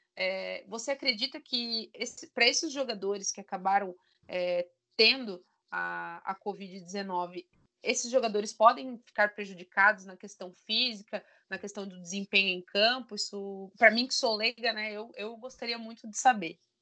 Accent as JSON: {"language": "Portuguese", "region": "Santa Catarina", "country": "Brazil", "said": "Eu que sou aqui de Santa Catarina"}